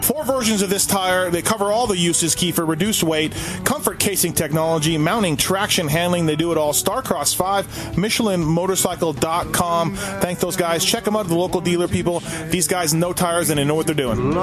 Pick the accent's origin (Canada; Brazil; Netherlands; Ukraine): Canada; I'm Canadian